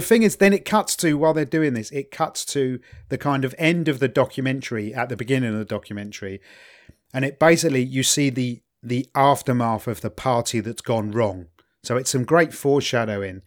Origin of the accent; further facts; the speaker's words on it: England, United Kingdom; as an English person